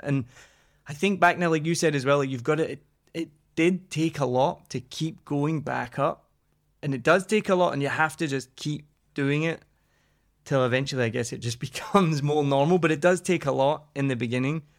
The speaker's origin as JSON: {"language": "English", "region": "Scotland", "country": "United Kingdom", "said": "I'm Scottish"}